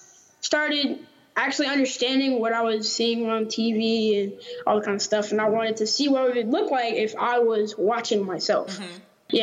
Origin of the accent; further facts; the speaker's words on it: Fresno, Texas, United States; I was born here in Fresno, Texas, and been here, living here all my life.